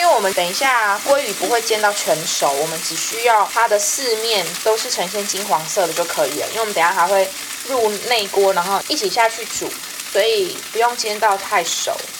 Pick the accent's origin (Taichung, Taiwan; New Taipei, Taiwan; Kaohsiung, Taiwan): Kaohsiung, Taiwan; 我家乡 高雄市